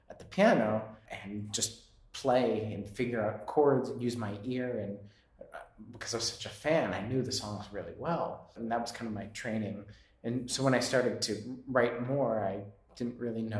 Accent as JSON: {"language": "English", "town": "Framingham", "region": "Massachusetts", "country": "United States", "tie": "born or raised there", "also_born_or_lived": "New York", "moved": "yes", "said": "I grew up in Boston, well, suburb of Boston called Framingham, Massachusetts"}